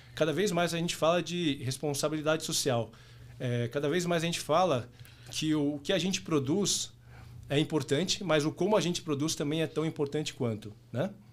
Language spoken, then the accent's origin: Portuguese; São Paulo, Brazil; nascido e criado em São Paulo, paulista por natureza